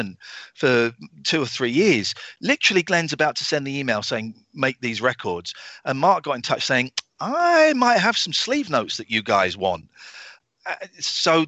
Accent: England, United Kingdom; I'm English. I'm British.

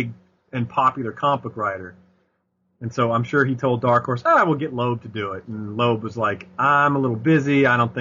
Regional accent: Nashville, Tennessee, United States; I grew up in Nashville, Tennessee

